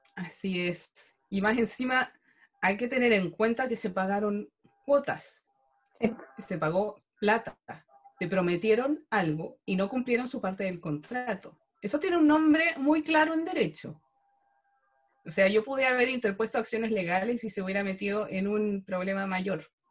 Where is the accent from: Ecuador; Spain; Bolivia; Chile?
Chile